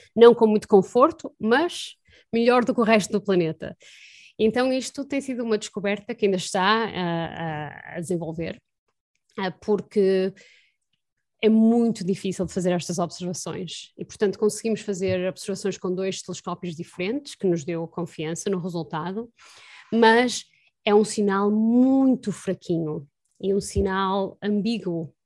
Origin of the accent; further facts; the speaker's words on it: Porto, Norte, Portugal; moved away as an adult; now in Boston, United States; eu cresci no Porto